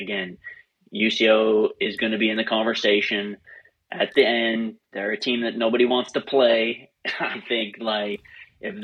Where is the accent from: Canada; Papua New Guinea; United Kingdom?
Canada; moved away as an adult; now in United States; I'm a Canadian